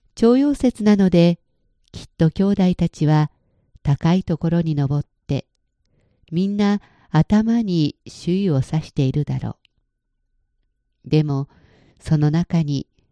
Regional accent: Japan; moved away; 日本の家には金木犀の木があって

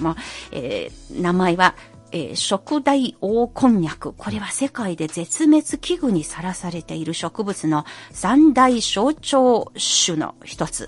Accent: Anhui, China; 私のふるさとである暗記章

